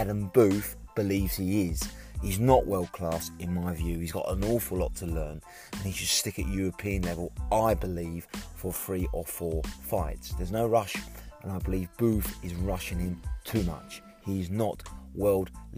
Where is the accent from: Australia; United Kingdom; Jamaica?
United Kingdom; as a Brit